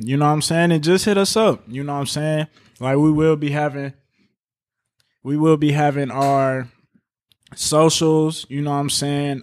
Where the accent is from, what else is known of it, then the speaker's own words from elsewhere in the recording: Chicago, Illinois, United States; now in Indianapolis, United States; I'm from Chicago, Illinois